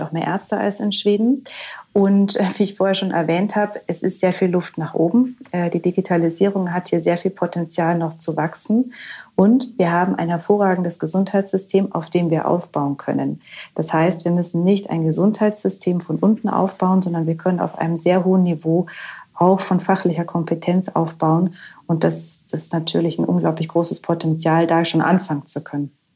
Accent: Germany; bei uns in Deutschland

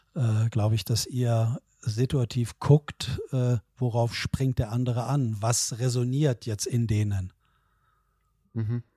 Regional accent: Southern Lower Saxony, Germany; ich bin ja so klassischer Wessi äh, hier groß geworden

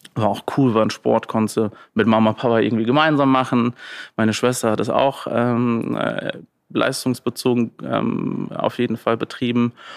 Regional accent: Landau, Rhineland-Palatinate, Germany; Also Landau in der Pfalz. Ähm, bin immer noch gerne da. Ähm, bin ich aufgewachsen

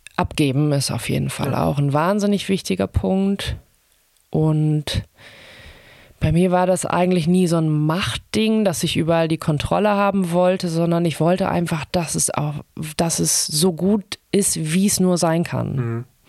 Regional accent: Germany; now in Hamburg, Germany; ich bin in der DDR aufgewachsen

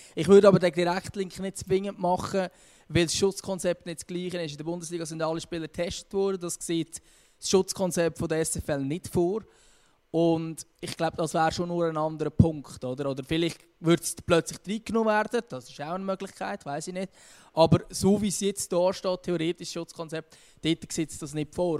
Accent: Switzerland

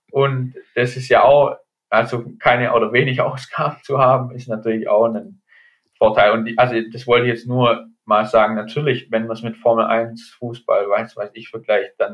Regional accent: Germany; genau, Deutsch als Deutscher sicherlich auch nicht zu benachteiligt. Einfach weil vielleicht bei uns auch ja

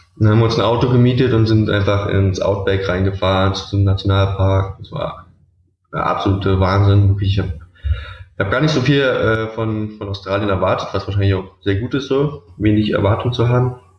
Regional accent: Berlin, Germany; ich komme aus Berlin

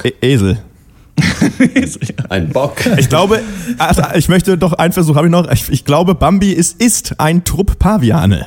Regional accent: Schwerin, Mecklenburg-Vorpommern, Germany; da, wo ich herkomme, äh, äh, äh, aus Schwerin

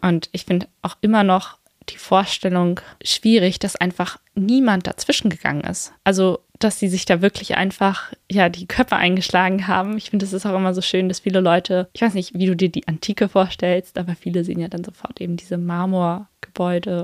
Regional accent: Berlin, Germany; so als Berlinerin

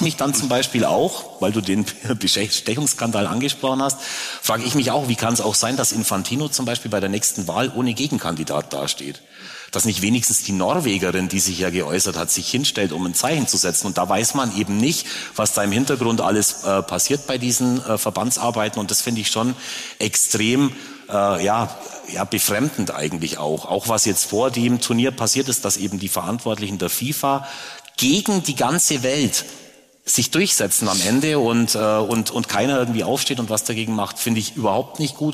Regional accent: Augsburg, Bavaria, Germany; ich komme hier aus der Stadt

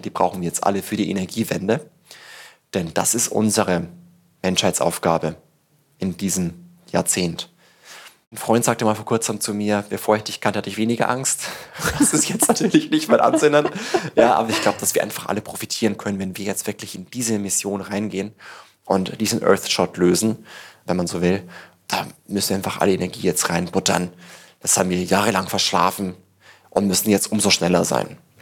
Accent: Tirschenreuth, Bavaria, Germany; now in Berlin, Germany; in Tirschenreuth, wo ich herkomme

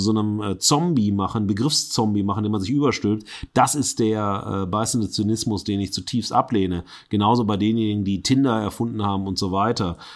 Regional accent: Duisburg, North Rhine-Westphalia, Germany; aus meiner Heimatstadt Duisburg

